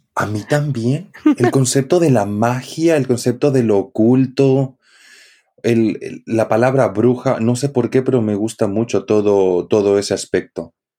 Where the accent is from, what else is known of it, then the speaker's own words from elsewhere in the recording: Santa Cruz de la Sierra, Santa Cruz, Bolivia; de Santa Cruz, de donde soy yo